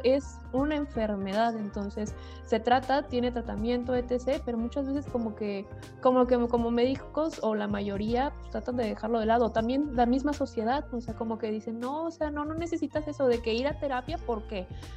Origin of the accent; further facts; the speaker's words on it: Guadalajara, Jalisco, Mexico; Yo soy de Guadalajara